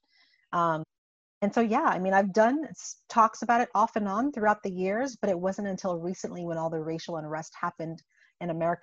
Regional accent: St. Croix, U.S. Virgin Islands; moved away as an adult; also born or lived in Buffalo, New York / Indiana; I was born and raised in the Caribbean, in the U.S. Virgin Islands. And so I come from a very small 84 square mile island named St. Croix

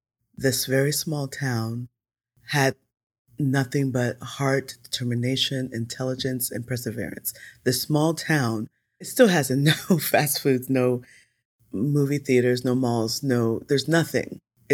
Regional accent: Georgia, United States; So I was born in the United States. I was born in Georgia. I'm a Georgia peach.

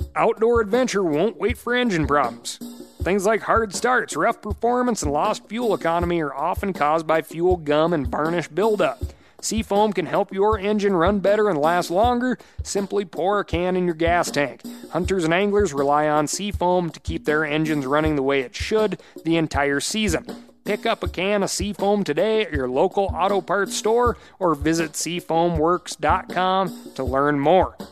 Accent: Michigan, United States; When I was a kid growing up in Michigan

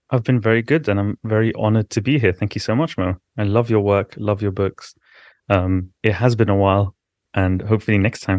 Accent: London, United Kingdom; also born or lived in Baghdad, Iraq; came to the London when I was three years old with my parents to escape the war.

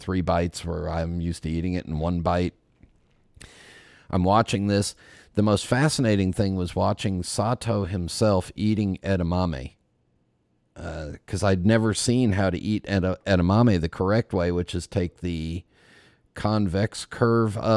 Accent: United States; I'm an American.

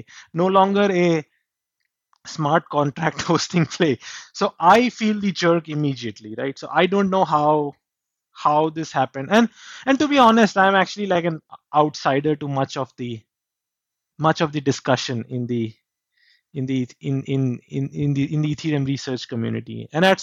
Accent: India; I grew up in India.

